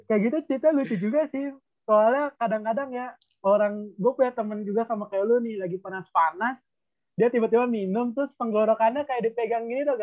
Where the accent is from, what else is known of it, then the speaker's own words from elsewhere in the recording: Bogor, West Java, Indonesia; Gue orang Bogor, mudik ke Bogor juga. Eh tapi gue pindah kota sih.